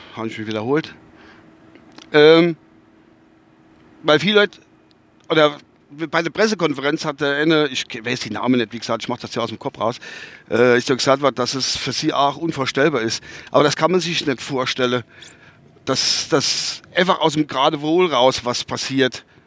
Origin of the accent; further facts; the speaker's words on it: North Rhine-Westphalia, Germany; accent: Westphalian; now in Kusel, Germany; mein Dialekt ist der Westfälsische Dialekt